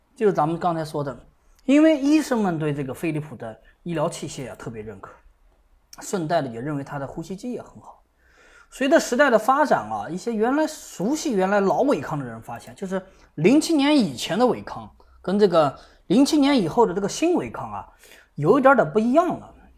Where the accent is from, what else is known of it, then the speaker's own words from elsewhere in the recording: China; 我们中国人啊，对这个飞利浦的印象啊特别深刻